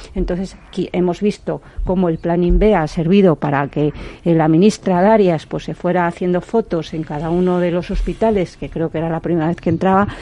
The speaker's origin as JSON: {"language": "Spanish", "town": "Zamora", "region": "Castile and León", "country": "Spain", "said": "como soy zamorana"}